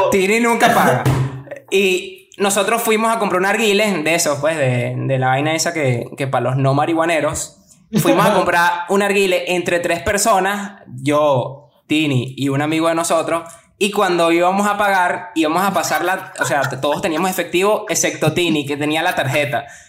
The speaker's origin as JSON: {"language": "Spanish", "town": "Maracay", "region": "Aragua", "country": "Venezuela", "also_born_or_lived": "Europe", "moved": "yes", "said": "Vengo de Maracay, igual que estos tres huevones, la única diferencia es que, bueno, yo tengo papel europeo y estoy en Europa"}